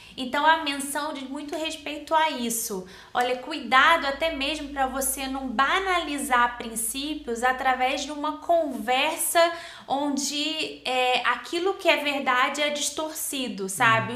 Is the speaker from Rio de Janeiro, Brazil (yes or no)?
yes; Rio de Janeiro, Brazil; also born or lived in Nova Iguaçu; Eu sou do Rio de Janeiro, nasci em Nova Iguaçu, cresci na capital, Jacarepaguá, Tijuca